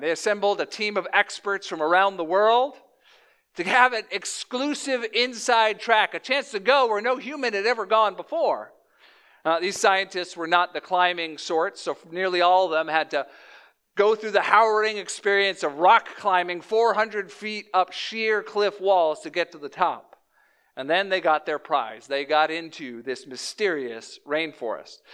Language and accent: English; Louisiana, United States; moved away; also born or lived in Chicagoland; I was born in Flor-, uh, Louisiana, down, like, in the South